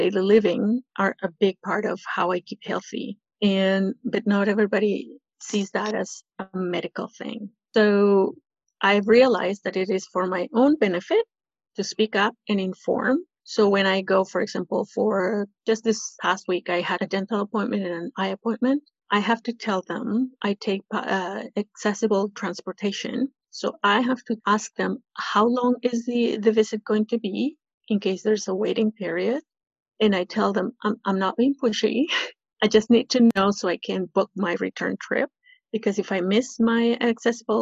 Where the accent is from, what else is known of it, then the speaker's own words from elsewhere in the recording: Peru; now in Toronto, Canada; I am from Peru.